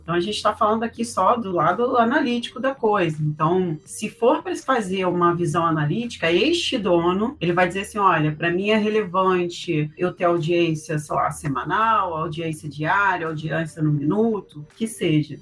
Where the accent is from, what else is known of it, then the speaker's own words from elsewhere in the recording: Brazil; como brasileiros que somos